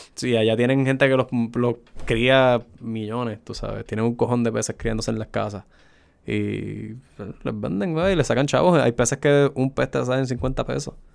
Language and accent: Spanish; Puerto Rico; somos de Puerto Rico